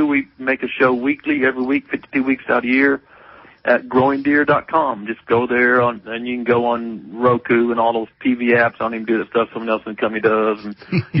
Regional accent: Missouri, United States; moved away as an adult; also born or lived in Georgia / South Carolina; I'm originally from Missouri

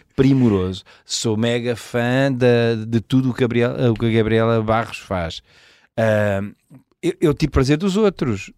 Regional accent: Évora, Alentejo, Portugal; now in Lisbon, Portugal; eu já vivo há mais tempo em Lisboa do, do que, que, vivi em Évora. Mas, mas sou eborense de gema

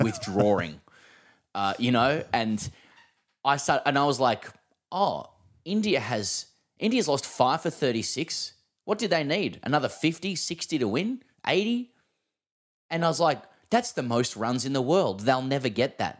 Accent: Australia; as an Australian

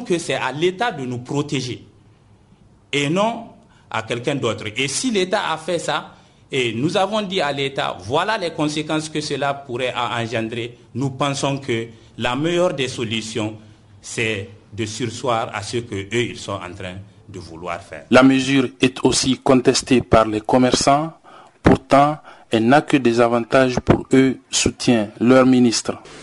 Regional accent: Niger; nous sommes des Nigériens

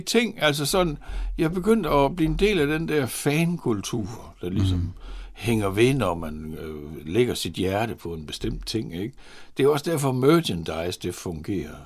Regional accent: Horsens, Central Denmark Region, Denmark; Født og borgen i Horsens, på tredje sal i den strandgade

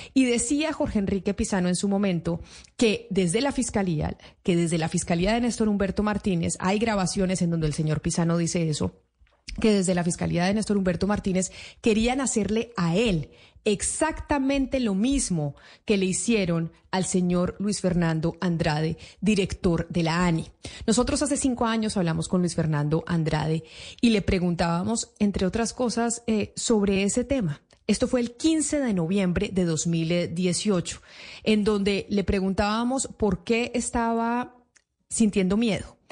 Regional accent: Colombia

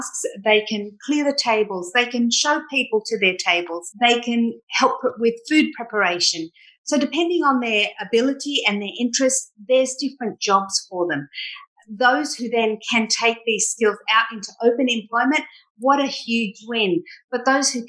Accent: Sydney, New South Wales, Australia; I grew up in Bondi

